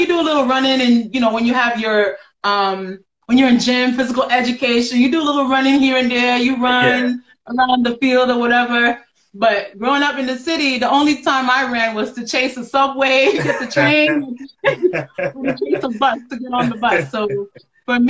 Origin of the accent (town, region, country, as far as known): New York City, New York, United States; born or raised there; moved away as an adult; also born or lived in Ghana; now in Albany, United States